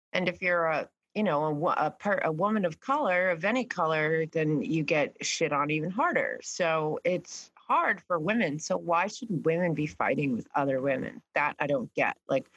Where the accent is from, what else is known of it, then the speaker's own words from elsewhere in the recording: New York, United States; I'm also from New York and I was, yeah, we were right next to Broadway. Everyone was, it was a fierce competition even in high school